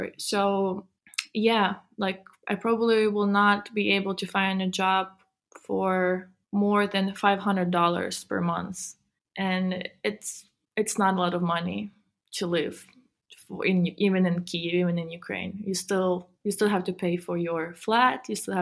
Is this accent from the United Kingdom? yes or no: no; Switzerland; because I grew up in Switzerland, and Switzerland is amazing.